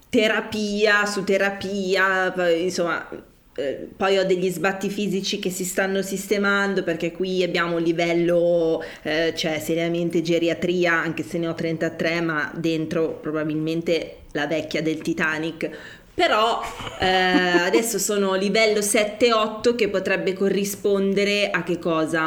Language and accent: Italian; Milan, Lombardy, Italy; da milanese, cioè da persona che questa città ha, cioè, ha vissuto